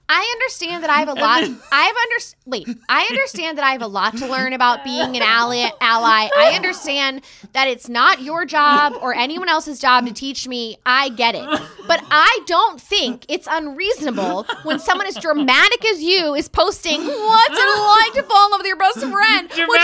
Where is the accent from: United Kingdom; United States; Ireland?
Ireland; I mean, I'm Irish, so.